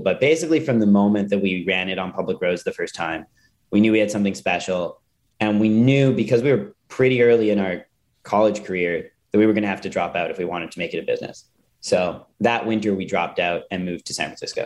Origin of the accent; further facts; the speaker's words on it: Calgary, Alberta, Canada; I grew up in Calgary, Canada